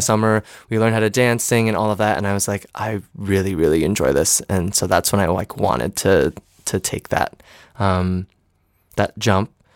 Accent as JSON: {"language": "English", "town": "East Lansing", "region": "Michigan", "country": "United States", "tie": "born or raised there", "also_born_or_lived": "New Orleans / Miami / San Diego", "moved": "yes", "lives_now": "New York City, United States", "said": "I always say I'm from Michigan. I grew up in East Lansing"}